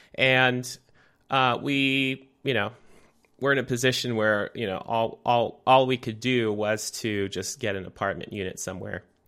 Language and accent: English; Santa Rosa, California, United States; now in Portland, United States; In Santa Rosa, California, I grew up